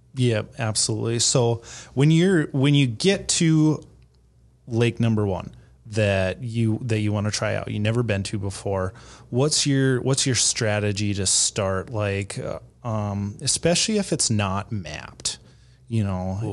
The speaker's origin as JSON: {"language": "English", "town": "Fargo", "region": "North Dakota", "country": "United States", "said": "I'm from the Fargo area"}